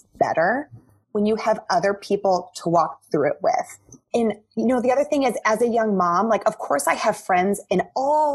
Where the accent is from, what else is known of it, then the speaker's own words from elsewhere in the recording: South Dakota, United States; also born or lived in Atlanta / New York City; I grew up in South Dakota